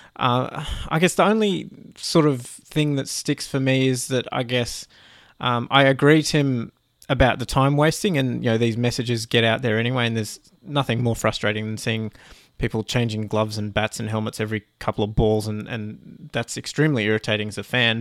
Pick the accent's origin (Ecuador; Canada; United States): Canada; as a Canadian fan